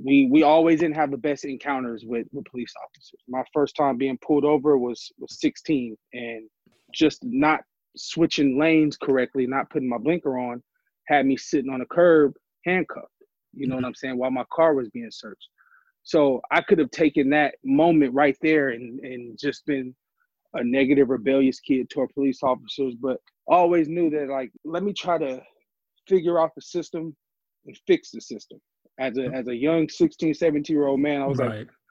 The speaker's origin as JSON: {"language": "English", "town": "Oakland", "region": "California", "country": "United States", "tie": "born or raised there", "said": "I'm born and raised in the Bay Area, Oakland. I live in Oakland currently right now"}